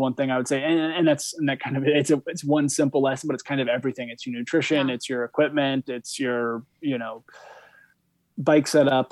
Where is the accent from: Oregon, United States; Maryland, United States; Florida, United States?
Oregon, United States; Bend; also born or lived in Europe; now in Vermont, United States; I grew up in Oregon